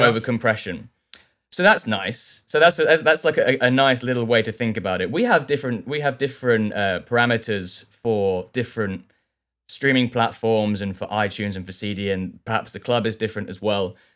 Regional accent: south coast of England, United Kingdom; moved away as an adult; now in London, United Kingdom; I live in London now. I grew up on the south coast of England

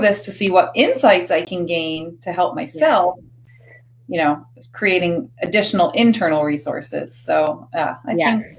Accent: Maine, United States; I grew up in Maine

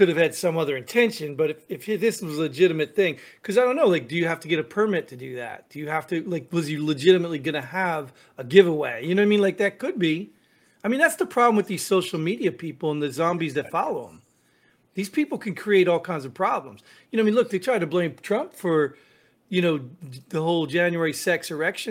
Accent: New Jersey, United States; I grew up in Jersey

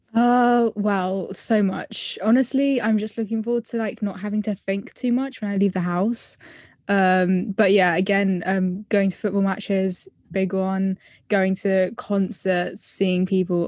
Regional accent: London, United Kingdom; I'm from England, specifically Southwest London

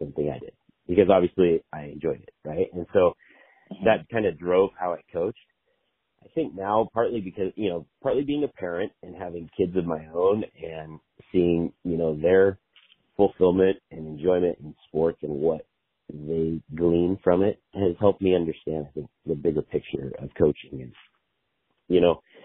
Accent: Sweet Home, Oregon, United States; So I grew up in Sweet Home. I grew up, you know, on a farm

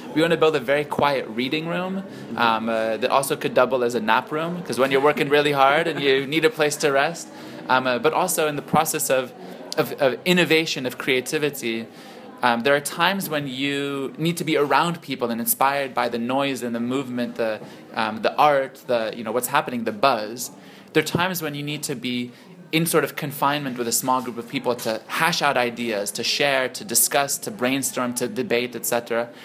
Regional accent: Silicon Valley, California, United States; moved away as an adult; now in Lebanon; I grew up in Silicon Valley

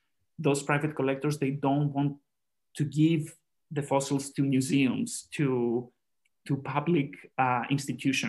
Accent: Greece; now in Austria; I have done fieldwork in Greece, where I originally come from as well

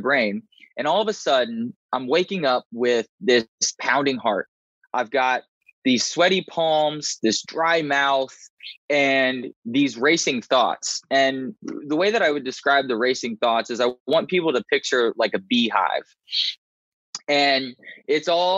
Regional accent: Indiana, United States; moved away as an adult; also born or lived in Raleigh, North Carolina; I grew up in Indiana to a loving set of parents and a sibling

